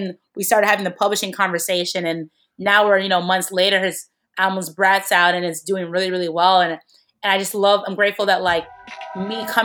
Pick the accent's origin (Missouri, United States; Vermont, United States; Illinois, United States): Illinois, United States; Chicago; I'm from Chicago